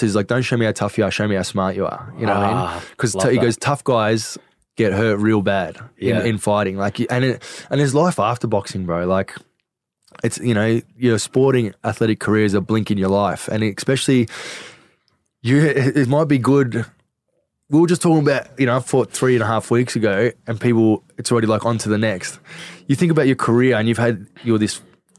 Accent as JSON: {"language": "English", "town": "Craigieburn", "region": "Victoria", "country": "Australia", "tie": "born or raised there", "said": "I grew up in Craigieburn"}